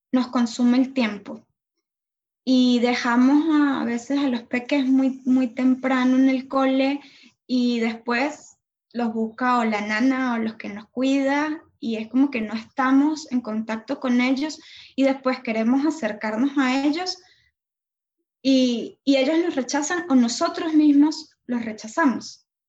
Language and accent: Spanish; Venezuela; moved away; also born or lived in Argentina; Venezuela porque soy venezolana